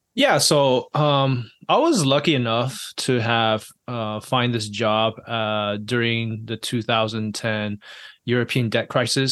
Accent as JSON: {"language": "English", "country": "Taiwan", "tie": "born or raised there", "also_born_or_lived": "I'm originally from Taiwan.", "moved": "yes", "said": "I was born and raised in Taiwan"}